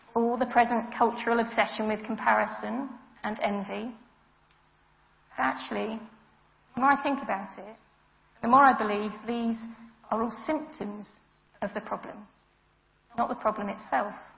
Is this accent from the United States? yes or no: no; United Kingdom; I'm British.